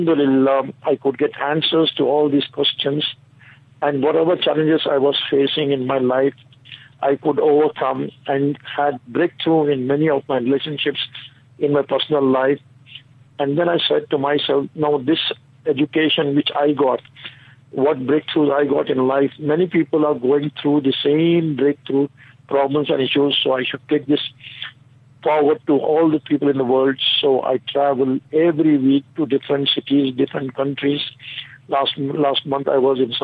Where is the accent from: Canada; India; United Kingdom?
India; Bangalore, Karnataka; from Bangalore city of India